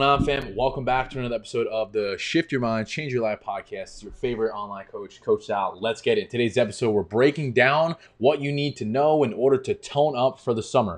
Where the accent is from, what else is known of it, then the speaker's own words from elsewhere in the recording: New York, United States; Grew up in New York, and it's cold half the year